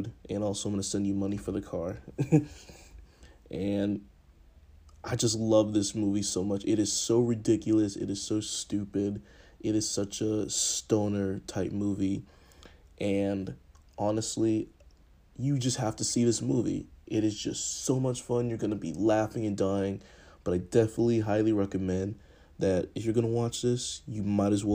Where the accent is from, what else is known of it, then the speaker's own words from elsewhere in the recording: Boston, Massachusetts, United States; now in Atlanta, United States; I grew up in Boston, and I was super close to New York